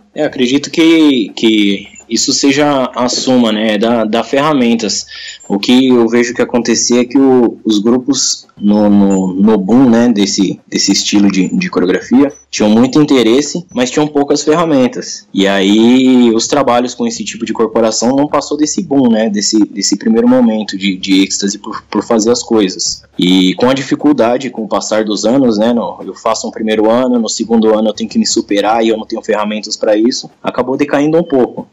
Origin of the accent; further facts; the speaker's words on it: Mairiporã, São Paulo, Brazil; eu sou percussionista da cidade de Mariporã